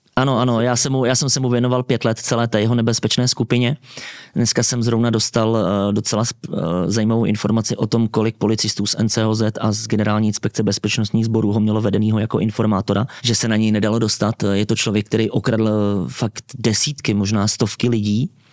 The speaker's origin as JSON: {"language": "Czech", "country": "Czechia", "said": "My jako Češi"}